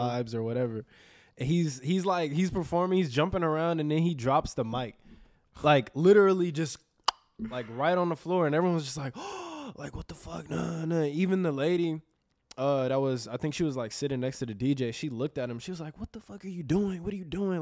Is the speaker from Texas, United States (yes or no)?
yes; Houston, Texas, United States; also born or lived in New Orleans; I've been in Houston my whole life. I'm born